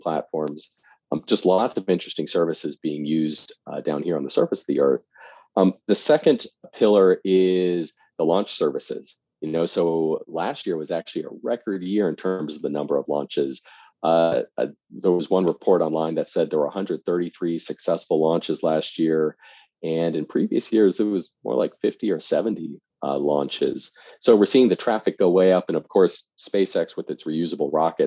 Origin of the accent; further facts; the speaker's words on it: suburbs of Washington, D.C., Northern Virginia, United States; I grew up in the suburbs of Washington, D.C., so Northern Virginia